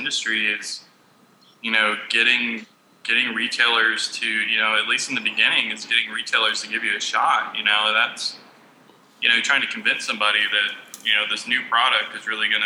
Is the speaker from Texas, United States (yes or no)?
yes; Texas, United States; we're from Texas